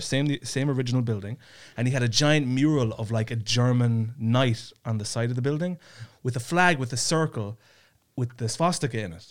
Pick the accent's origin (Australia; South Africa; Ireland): Ireland; now in Estonia; I'm an Irish guy living in Estonia.